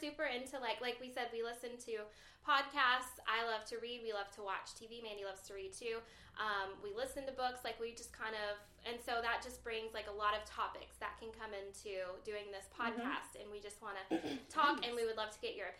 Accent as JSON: {"language": "English", "region": "the South", "country": "United States", "said": "I've actually lived all over the place. I'm from the South."}